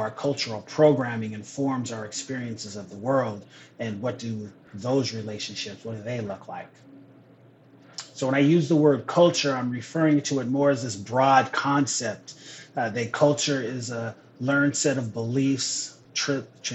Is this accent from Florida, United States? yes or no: no; Renton, Washington, United States; also born or lived in Seattle / Tukwila; I'm a Northwest kid. I was born in Seattle, raised in Renton, currently live in Tukwila